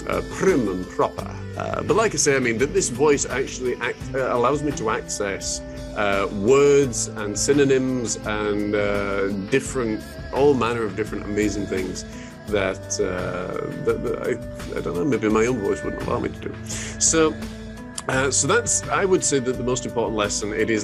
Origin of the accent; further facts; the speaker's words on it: Huddersfield, Yorkshire and the Humber, United Kingdom; I'm actually originally from England, in the Midlands, in Huddersfield